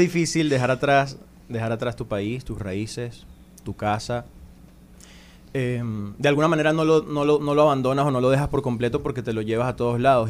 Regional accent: Venezuela; moved away as an adult; now in Dominican Republic; yo soy un cantautor venezolano, tengo 28 años. Llegué a, República Dominicana hace cuatro años

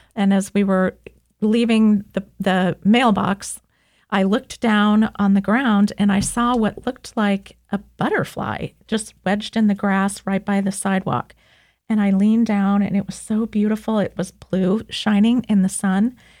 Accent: Kansas City, United States; moved away; I'm from Kansas City

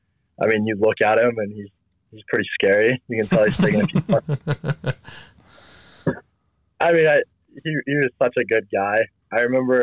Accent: Tooele, Utah, United States; I grew up in Tooele

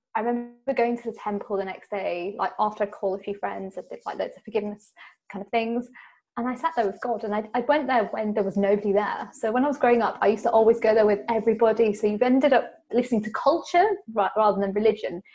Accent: United Kingdom; being British and being Indian

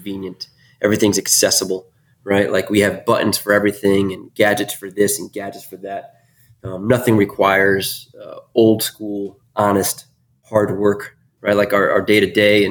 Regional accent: Northeast, United States; Born and raised in the Northeast

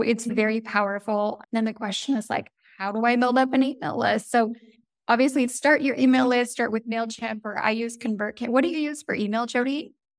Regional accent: Toronto, Ontario, Canada; moved away as an adult; now in Italy; So, I am Canadian, I'm from the Toronto area

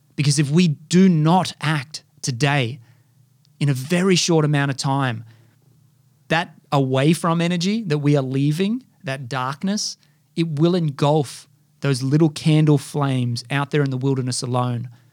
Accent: Australia; I was brought up here in Australia

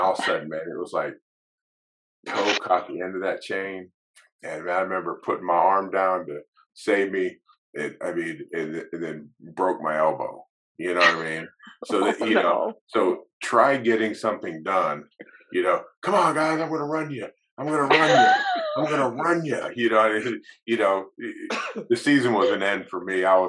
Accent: Alaska, United States; also born or lived in Brooklyn, New York; I mean, I was born in Brooklyn, New York. I went to high school in Alaska, college in Colorado, coached in Texas, coached in Canada.

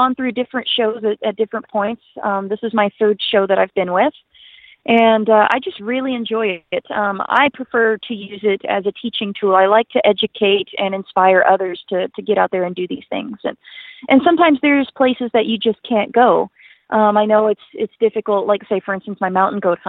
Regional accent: Western Tennessee, United States; now in Alberta, Canada; I grew up in Western Tennessee

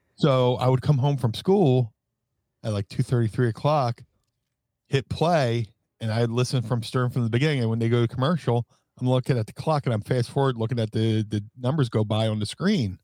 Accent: Atlantic City, New Jersey, United States; growing up in Atlantic City

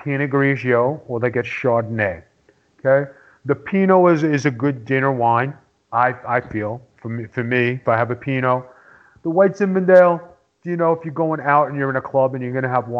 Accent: New York City, New York, United States; I'm from Staten Island

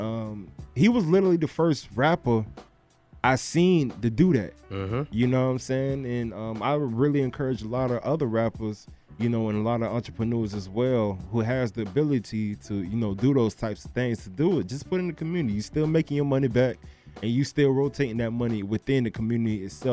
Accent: Broward County, Florida, United States; I'm from Broward

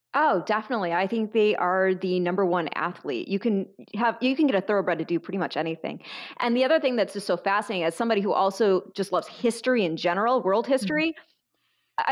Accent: Michigan, United States; I grew up in Michigan in a very small town

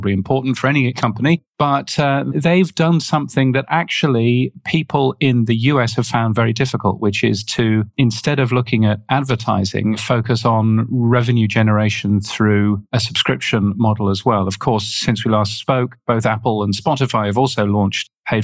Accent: United Kingdom; accent: British; now in Australia; You can tell from my aloof British accent that I am British. I live in Australia

